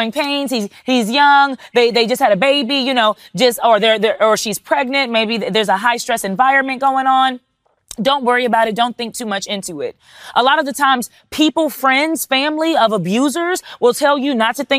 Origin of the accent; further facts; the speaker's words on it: Texas, United States; I'm from Texas